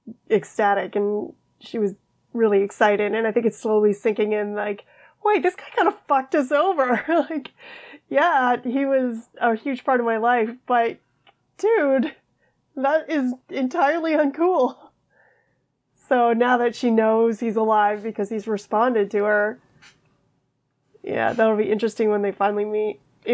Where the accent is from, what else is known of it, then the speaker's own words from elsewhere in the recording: the North, United States; I'm from the North